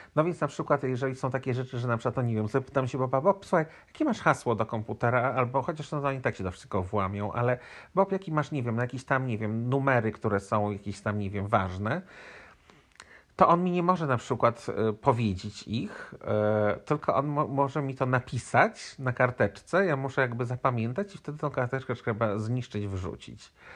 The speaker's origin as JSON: {"language": "Polish", "country": "Poland", "tie": "born or raised there", "also_born_or_lived": "United States", "moved": "yes", "lives_now": "Montreal, Canada", "said": "urodziłem się w Polsce, jestem Polakiem"}